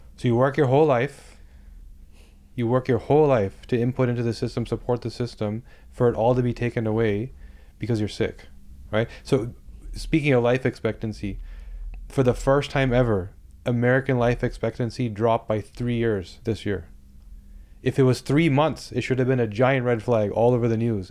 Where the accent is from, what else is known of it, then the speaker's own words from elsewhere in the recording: Toronto, Ontario, Canada; I'm from Toronto